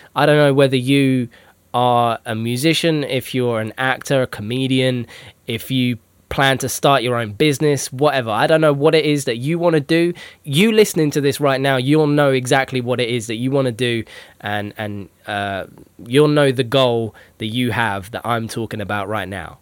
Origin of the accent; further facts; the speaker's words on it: United Kingdom; I'm I'm British